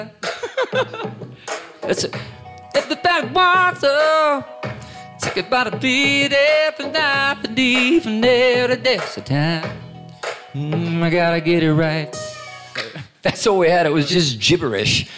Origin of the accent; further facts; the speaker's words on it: Queensland, Australia; growing up in Queensland